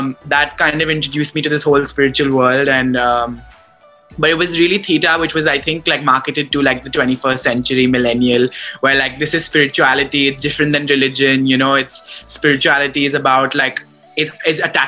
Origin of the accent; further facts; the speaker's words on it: Mumbai, Maharashtra, India; moved away as an adult; also born or lived in Boston, United States; I had just gone from being someone who was born and brought up in Bombay, who had never lived anywhere else, to living in the US, in Boston